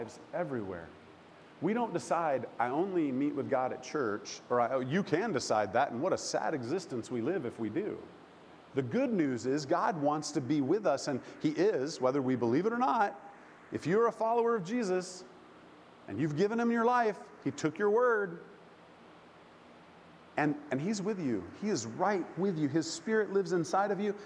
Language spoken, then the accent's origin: English; Oklahoma, United States; I grew up in the Bible Belt, good old Oklahoma